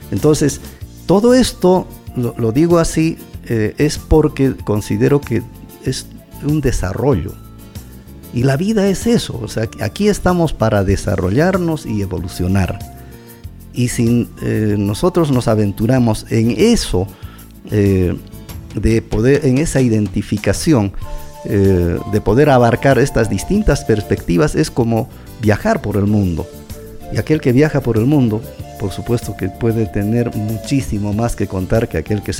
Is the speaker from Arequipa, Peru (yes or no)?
no; Curahuasi, Apurímac, Peru; Lo mismo pasa cuando estoy en mi tierra. ¿no? maravilloso. Pero si voy a Lima, tengo ya otras perspectivas mejores, más amplias, ya puedo comparar más, puedo enriquecer tanto a Lima como a Curahuasi.